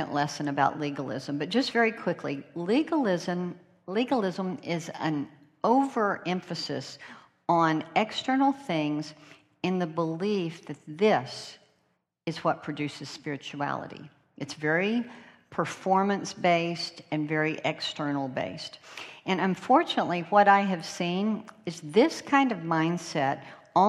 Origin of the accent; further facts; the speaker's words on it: North Carolina, United States; accent: North Carolina; my North Carolina accent